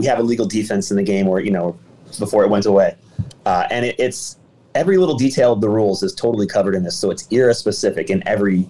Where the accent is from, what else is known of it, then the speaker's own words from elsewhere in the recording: Los Angeles, California, United States; So I was born and raised in Los Angeles